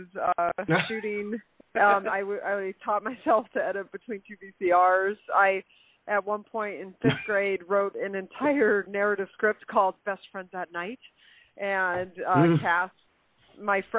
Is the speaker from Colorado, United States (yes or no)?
yes; Colorado, United States; also born or lived in Marquette, Michigan; I was born in Marquette, Michigan, but my family moved to Colorado, so I was raised in Colorado